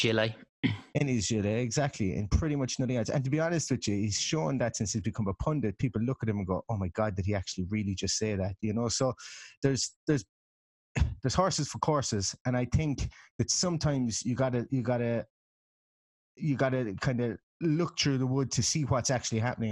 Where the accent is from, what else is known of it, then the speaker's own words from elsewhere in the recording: Ireland; being Irish